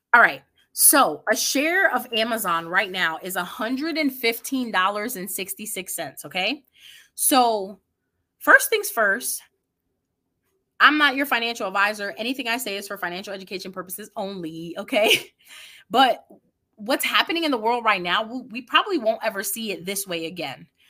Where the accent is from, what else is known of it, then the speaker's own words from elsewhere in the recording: New York City, New York, United States; I grew up in the Bronx, New York.